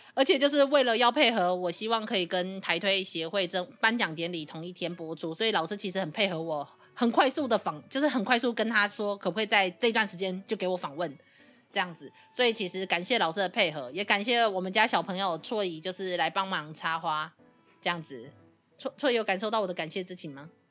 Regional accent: Kaohsiung, Taiwan; 因为我是高雄人嘛

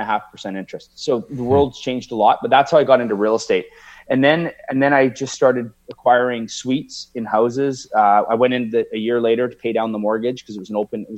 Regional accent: Victoria, British Columbia, Canada; also born or lived in Edmonton, Alberta, Canada; So I moved to Victoria from Edmonton with my mom and my brother my mom and my dad had separated in 1983. So I was 11 years old.

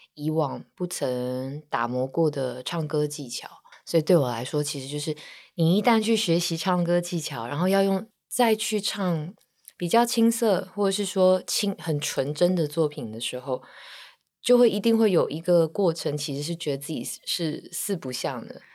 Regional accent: Taiwan; 以亚洲，尤其是台湾的女孩子来说，我们可能都相信与人为善这件事情

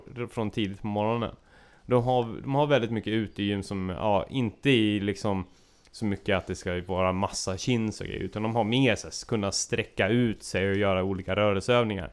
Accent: Sweden; jag var eh, gäst från Sverige

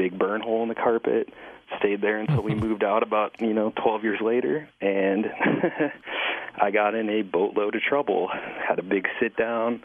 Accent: Rochester, Minnesota, United States; I'm from Rochester, Minnesota, home of the Mayo Clinic.

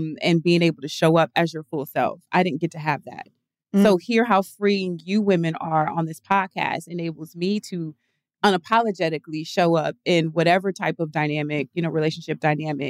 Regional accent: the South, United States; I grew up in the South

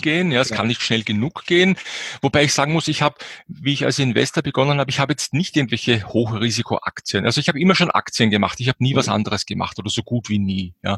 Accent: Austria; bei uns in Österreich

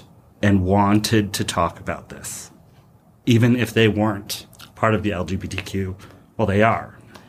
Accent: Chicago, Illinois, United States; So I'm from Chicago

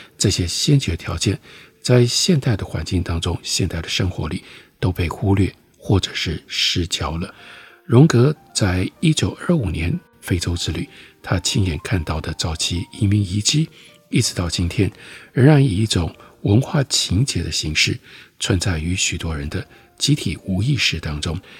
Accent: Taiwan; 我们台湾人

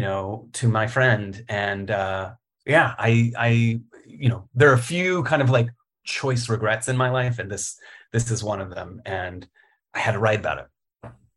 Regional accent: Richmond, Virginia, United States; also born or lived in Roanoke, Virginia; I was born in Roanoke. uh, born in the Blue Ridge and, uh, raised in Richmond

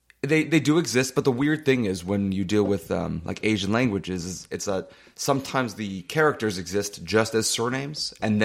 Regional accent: Canada; moved away as an adult; now in United States; Recently, in the 5 years we've been down here, versus when I was growing up in Canada

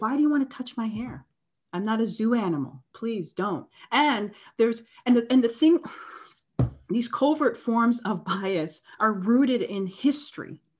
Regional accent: Canada; I'm from Canada.

